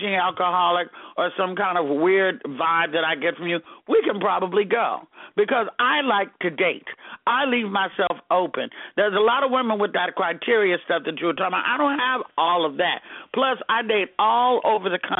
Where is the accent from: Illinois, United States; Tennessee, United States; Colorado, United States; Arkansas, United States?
Arkansas, United States; I'm from Arkansas